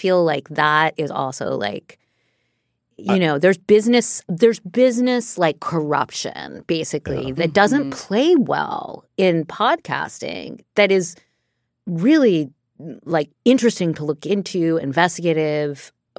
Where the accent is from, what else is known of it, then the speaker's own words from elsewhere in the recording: New York City, New York, United States; Cause like I grew up in New York City, as we all know. I grew up in New York City.